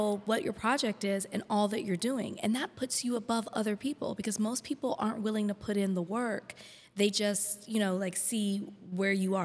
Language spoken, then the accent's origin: English; Texas, United States; moved away as an adult; also born or lived in Miami; now in Los Angeles, United States; I'm from Texas